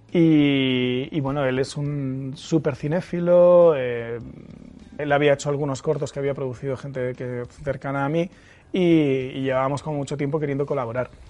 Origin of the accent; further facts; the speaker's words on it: Murcia, Region of Murcia, Spain; yo eh, me crié en Murcia